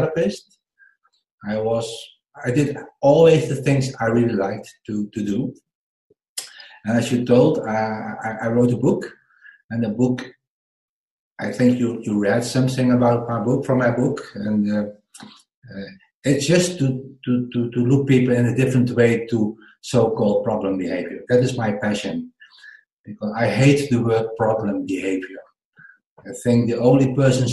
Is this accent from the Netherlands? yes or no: yes; Netherlands; English is a second language; I'm from the Netherlands